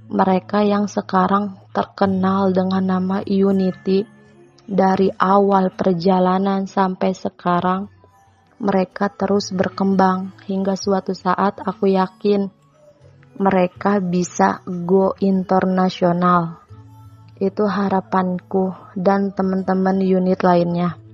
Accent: Tangerang, Banten, Indonesia; Umur aku 18 tahun, kota asal aku Tangerang Cikupa.

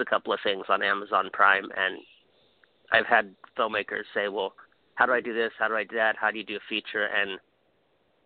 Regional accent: Hawaii, United States; I'm from Hawaii

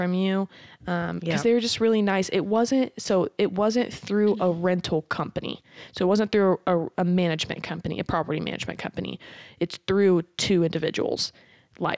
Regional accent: Carthage, Missouri, United States; I'm from Carthage. Like, I graduated from Carthage

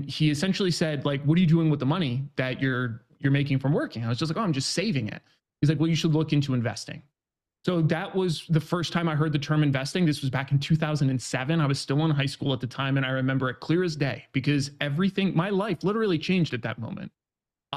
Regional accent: New York, United States; now in San Diego, United States; I grew up in New York. Right now I'm 32, live out in San Diego

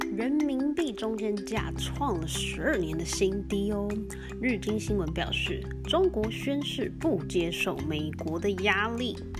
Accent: Taiwan; accent: Taiwanese Mandarin; now in United States; 我用台湾的中文口音

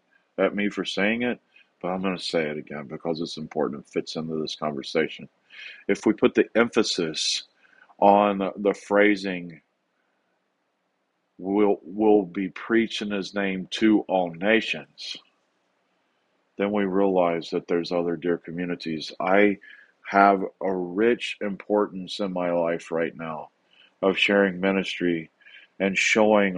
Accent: the South, United States; now in Rancho Bernardo, California, United States; my cultural history growing up in the South.

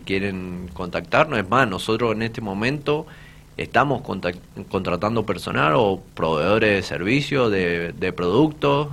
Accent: Polucina, Mendoza, Argentina; soy de Polucina, soy de una familia muy humilde, soy de los monobloc

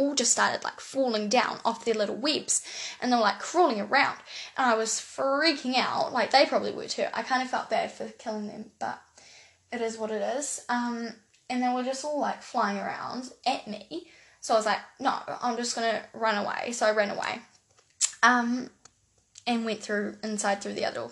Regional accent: New Zealand; accent: New Zealand; I live in New Zealand

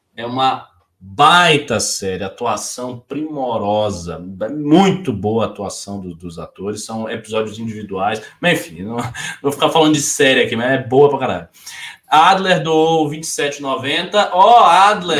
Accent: Bahia, Brazil; moved away; eu já estou um pouco afastado da Bahia

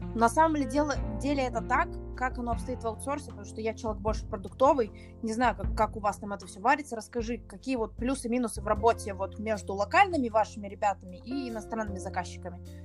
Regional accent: Minsk, Belarus; мне 24, я из Минска

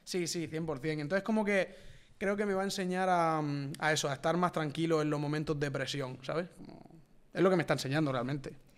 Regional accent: Villena, Valencian Community, Spain; Yo vengo de Villena

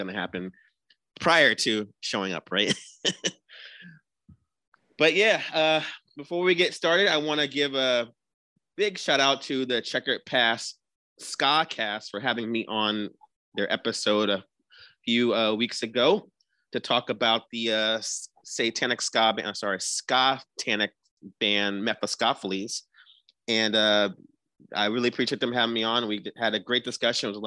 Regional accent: New Jersey, United States; we are from New Jersey

